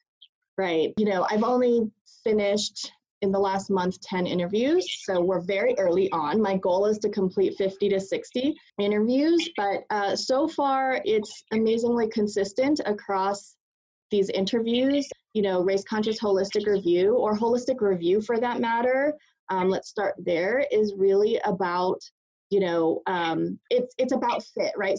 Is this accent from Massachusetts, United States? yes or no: yes; Western Massachusetts, United States; also born or lived in Boston; I was born in Boston, raised in Western Massachusetts, where I grew up in a very racially hostile community towards my family.